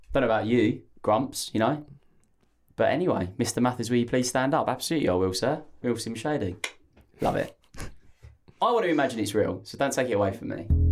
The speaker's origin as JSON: {"language": "English", "area": "Essex", "region": "East of England", "country": "United Kingdom", "said": "I'm from Essex, so, uh, We just phonetically say everything."}